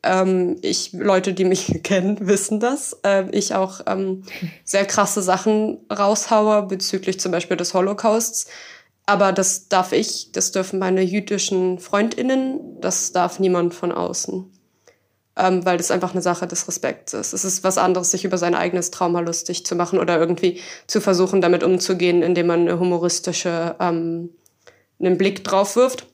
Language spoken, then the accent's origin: German; Berlin, Germany; ich komme halt auch aus Berlin